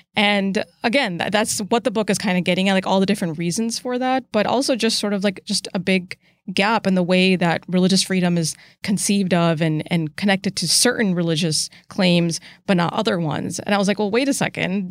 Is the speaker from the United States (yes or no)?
yes; United States; as an American Muslim, I see the relationship between my faith and my country